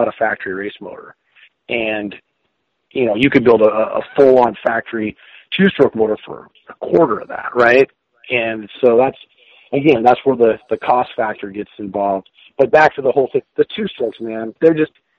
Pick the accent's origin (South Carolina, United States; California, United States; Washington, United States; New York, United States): Washington, United States; I live, you know, obviously I'm from Washington State area here